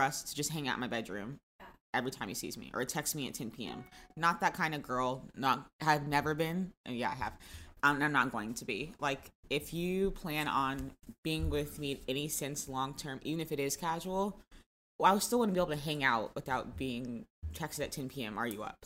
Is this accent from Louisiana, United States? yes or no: no; Florida, United States; I'm from Florida